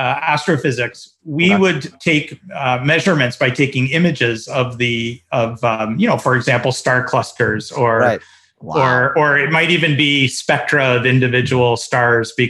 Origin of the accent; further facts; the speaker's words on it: Toronto, Ontario, Canada; moved away as an adult; now in Philippines; I grew up in Toronto